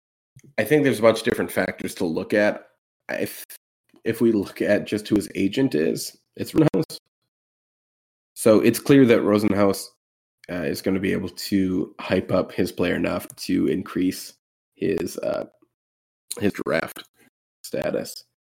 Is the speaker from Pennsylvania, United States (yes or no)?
yes; Philadelphia, Pennsylvania, United States; I'm from Philly, seen him live twice.